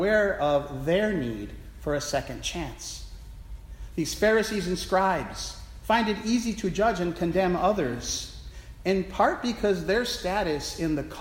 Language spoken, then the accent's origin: English; Milwaukee, Wisconsin, United States; Milwaukee, Wisconsin, my hometown